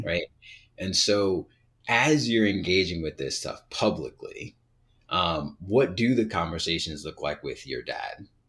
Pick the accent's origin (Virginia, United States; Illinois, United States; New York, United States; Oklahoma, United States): Virginia, United States; Southern; I'm from Southern Virginia, like, these things were playing in the background when I was a kid